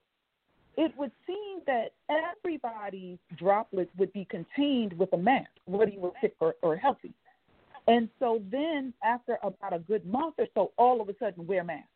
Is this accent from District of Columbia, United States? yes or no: yes; Washington, District of Columbia, United States; also born or lived in Lowcountry, South Carolina; now in Nebraska, United States; I grew up in Washington, D.C., and also the low country in South Carolina.